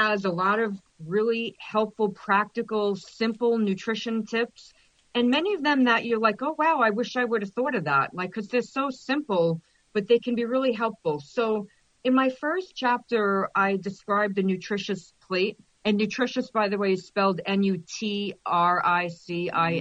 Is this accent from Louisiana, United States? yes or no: no; New York, United States; I'm from New York